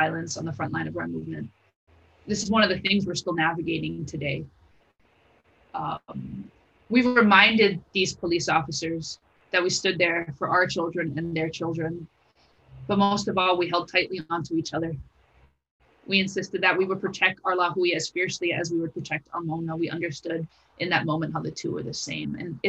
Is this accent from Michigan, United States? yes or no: no; Honolulu, Hawaii, United States; I grew up in Pololo Valley, in the ahupua'a of Waikiki.